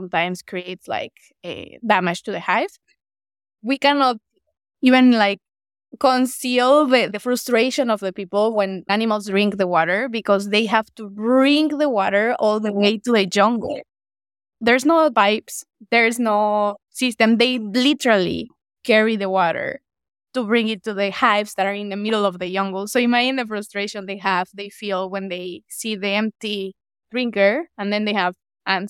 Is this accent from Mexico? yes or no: yes; Morelos, Mexico; my home state in Morelos